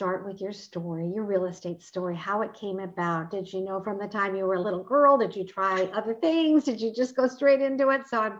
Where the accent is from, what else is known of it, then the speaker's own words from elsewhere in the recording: Omaha, Nebraska, United States; I grew up in Omaha, Nebraska.